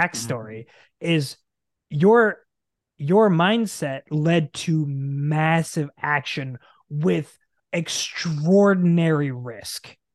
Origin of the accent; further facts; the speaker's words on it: Nebraska, United States; moved away as an adult; also born or lived in Arizona; we born and raised in Nebraska, right dead center in the middle